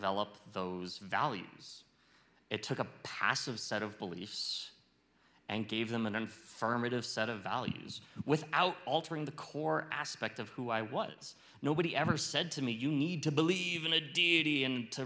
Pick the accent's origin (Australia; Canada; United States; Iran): United States; Fairbanks, Alaska; moved away as an adult; now in Los Alamos, United States; I grew up in Fairbanks, Alaska, and I went to college there, and I had my first job after college there